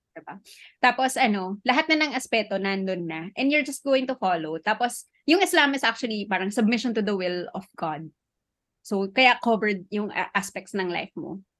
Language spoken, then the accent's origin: Tagalog; Marawi, Bangsamoro, Philippines; I'm Maranao kasi. Tapos I'm from Marawi City. And yung house namin, yung ancestral home namin is in the most affected area.